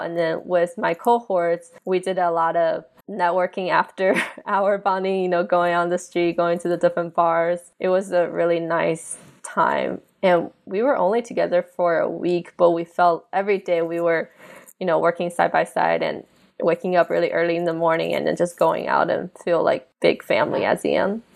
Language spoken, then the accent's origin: English; Alpharetta, Georgia, United States; also born or lived in China; now in Washington, D.C., United States; I'm from Alpharetta originally